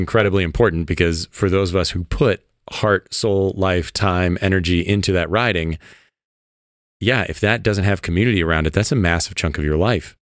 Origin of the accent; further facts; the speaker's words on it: Midwest, United States; I grew up in the Midwest where, you know, tiny small town